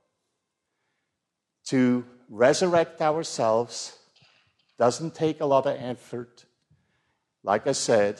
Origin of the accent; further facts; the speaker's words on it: Switzerland; I grew up in the Protestant church in Switzerland